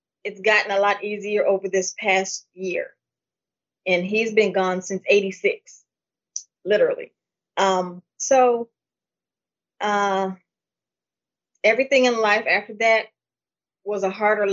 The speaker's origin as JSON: {"language": "English", "town": "Pontiac", "region": "Michigan", "country": "United States", "tie": "born or raised there", "said": "I was born in Pontiac, Michigan. I lived with basically my father. He raised me as my mom."}